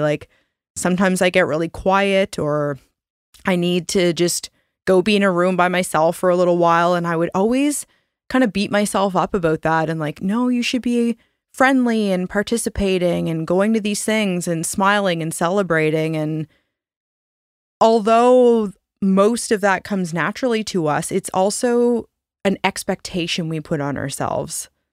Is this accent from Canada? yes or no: yes; Canada; we're Canadian and we're products of our environment and upbringing